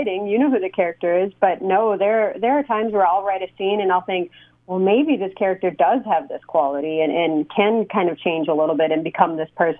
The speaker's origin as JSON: {"language": "English", "town": "Escanaba", "region": "Michigan", "country": "United States", "tie": "born or raised there", "moved": "as an adult", "lives_now": "Oklahoma City, United States", "said": "growing up in Escanaba"}